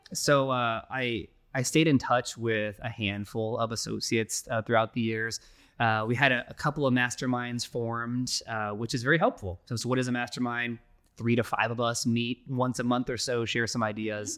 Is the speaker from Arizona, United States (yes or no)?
yes; Phoenix, Arizona, United States; we're born and raised in Phoenix here.